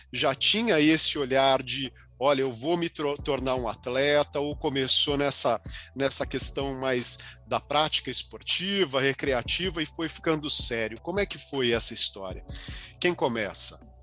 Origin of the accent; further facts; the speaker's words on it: ABC region, São Paulo, Brazil; Eu sou aqui do ABC